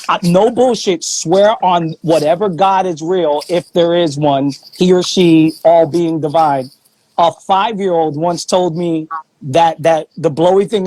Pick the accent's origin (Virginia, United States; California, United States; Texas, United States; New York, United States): New York, United States; New York City; I'm from Flatbush, so we playing some reggae